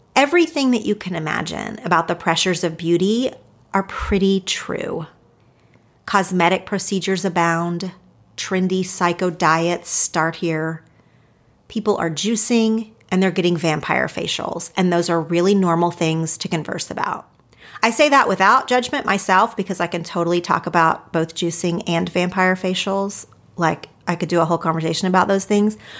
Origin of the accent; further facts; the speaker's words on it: Oklahoma, United States; moved away as an adult; now in Los Angeles, United States; I grew up in two different little small towns in Oklahoma